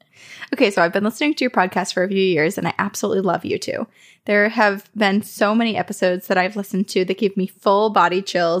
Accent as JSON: {"language": "English", "town": "Sedona", "region": "Arizona", "country": "United States", "tie": "born or raised there", "also_born_or_lived": "Texas", "said": "I was born in Texas, but spent most of my childhood in Sedona, Arizona, and then in a small town near the Painted Desert."}